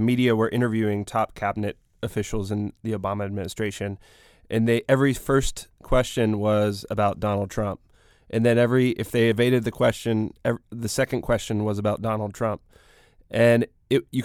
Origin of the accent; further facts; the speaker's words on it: Pittsburgh, Pennsylvania, United States; I grew up in Sheridan, which is a city neighborhood in Pittsburgh, working class Irish family